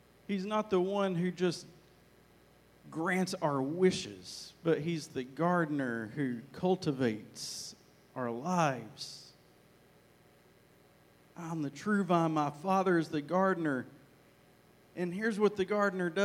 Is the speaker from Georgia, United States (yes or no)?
no; Arkansas, United States; now in Texas, United States; Hopefully you get my accent, because I grew up in Arkansas. I was born in Texas, but forgive me, I grew up in Arkansas.